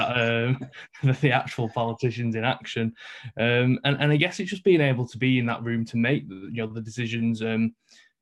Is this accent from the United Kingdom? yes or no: yes; Manchester, North West England, United Kingdom; I'm from New Moston, so up in the north of Manchester